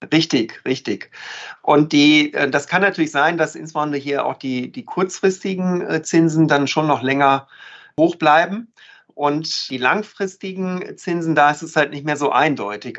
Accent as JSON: {"language": "German", "region": "North Rhine-Westphalia", "country": "Germany", "said": "ich bin ja Ostwestfale"}